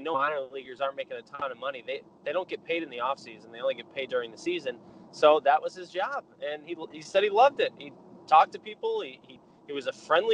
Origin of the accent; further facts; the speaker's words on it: Rochester, New York, United States; moved away; growing up in Rochester